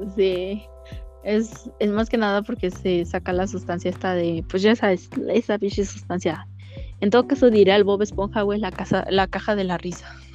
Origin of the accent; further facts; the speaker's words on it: Mexico City, Mexico; accent: chilango; pinche shilanga la bestia. a ver, voy a tratar, es que ah, se me sale el acento